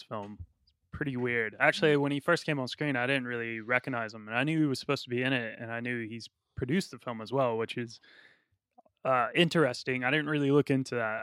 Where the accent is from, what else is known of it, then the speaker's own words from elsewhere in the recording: United States; I'm from America